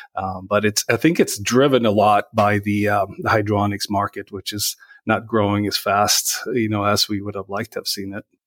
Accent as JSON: {"language": "English", "country": "Sweden", "tie": "born or raised there", "moved": "as an adult", "lives_now": "Minnesota, United States", "said": "growing up in Sweden"}